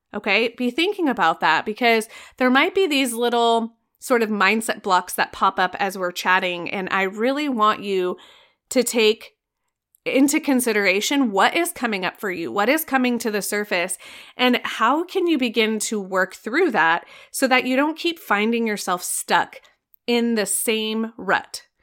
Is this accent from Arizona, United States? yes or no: yes; Arizona, United States; I am from Arizona